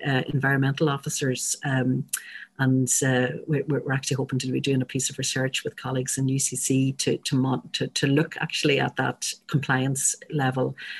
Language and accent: English; Northern Ireland, United Kingdom; I'm speaking here as a, as a Northerner